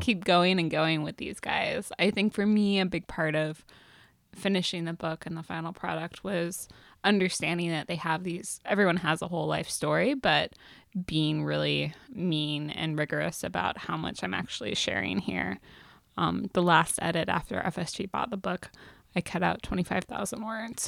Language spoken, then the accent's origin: English; Seattle, Washington, United States; I grew up in Seattle around Ken Griffey Junior and Alex Rodriguez.